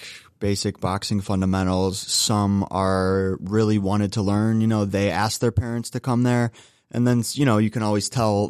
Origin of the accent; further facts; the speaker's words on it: Russell, Ohio, United States; I grew up in Russell, Ohio, so suburb of Cleveland